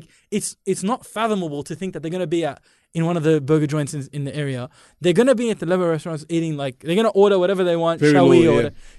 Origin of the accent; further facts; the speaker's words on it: India; I'm Indian